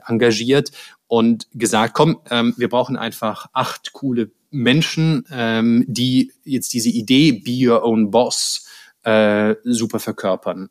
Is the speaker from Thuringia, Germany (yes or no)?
no; Stuttgart, Baden-Württemberg, Germany; moved away; ich komme ja ursprünglich aus Stuttgart, deshalb ähm, meine Eltern wohnen da noch in der Nähe